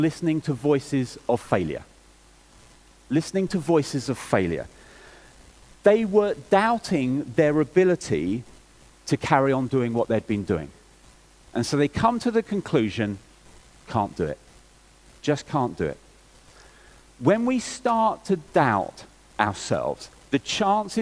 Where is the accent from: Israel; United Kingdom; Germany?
United Kingdom; England; I'm English and English people